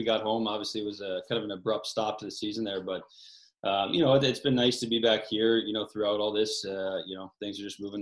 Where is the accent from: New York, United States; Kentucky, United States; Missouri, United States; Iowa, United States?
Missouri, United States; St. Louis; moved away; it was my hometown team growing up